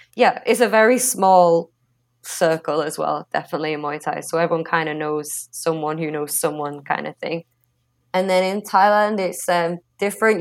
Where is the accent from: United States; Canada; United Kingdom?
United Kingdom; England; growing up in England